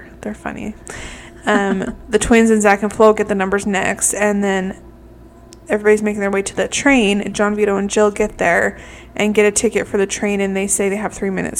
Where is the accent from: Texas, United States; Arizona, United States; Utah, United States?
Utah, United States; we're from Utah